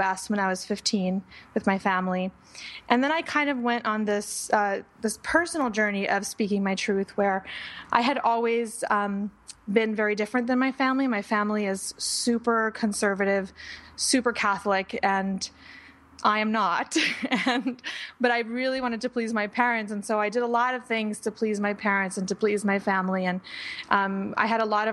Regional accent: Panama; I was born in Panama, the country. And I was growing up in Panama during a time where there was a lot of political unrest

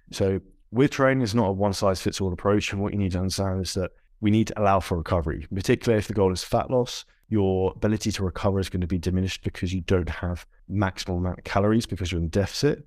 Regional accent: United Kingdom; if you're from the U K, like I am

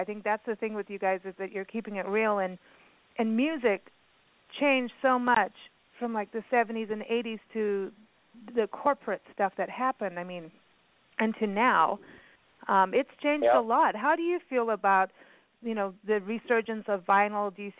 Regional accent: South Africa; also born or lived in Kenya; when I grew up in South Africa and in Kenya, I heard all the music through her

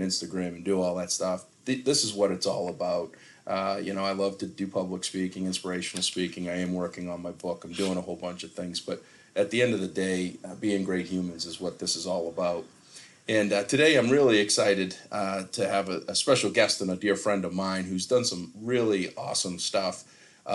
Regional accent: Easton, Massachusetts, United States; in my hometown of Easton, Massachusetts

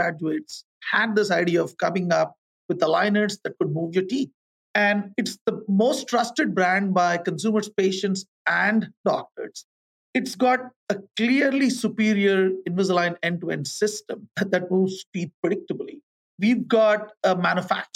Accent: India; moved away as an adult; also born or lived in Thailand / Cincinnati / Fayetteville, Arkansas / Manila, Philippines; I grew up in India.

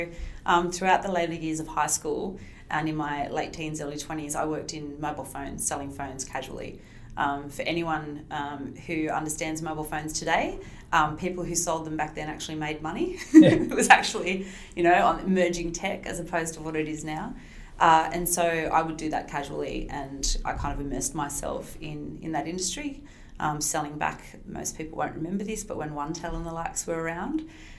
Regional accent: Wollongong, New South Wales, Australia; growing up in Wollongong and going to uni in Wollongong

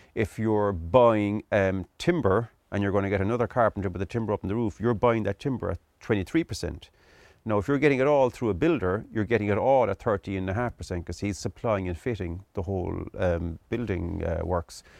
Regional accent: Midleton, Munster, Ireland; I'm originally from Middleton in, in County Cork, East Cork

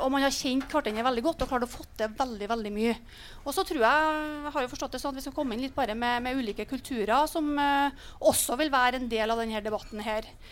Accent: Trøndelag, Norway; Jeg kommer jo fra Nord-Trøndelag

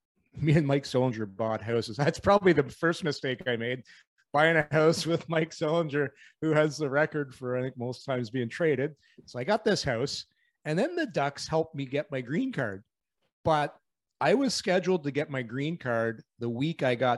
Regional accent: Ottawa, Ontario, Canada; It was my hometown

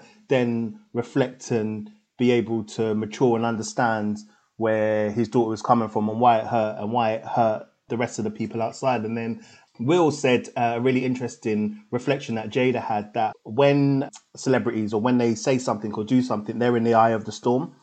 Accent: London, United Kingdom; I grew up in Tottenham.

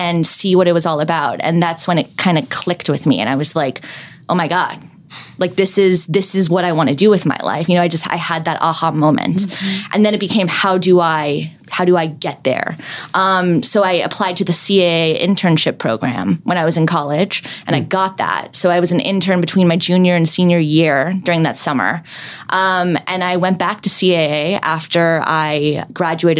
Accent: Calabasas, California, United States; I grew up sort of in LA, I grew up in Calabasas

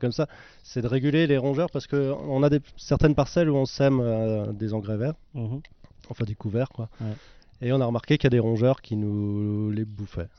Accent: Ammerschwihr, Grand Est, France; Je suis aussi né à Merchuire, j'ai grandi à Merchuire

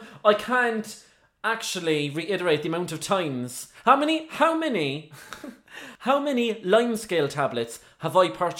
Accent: Ireland; now in United Kingdom; I'm definitely Irish myself, and very proud of it

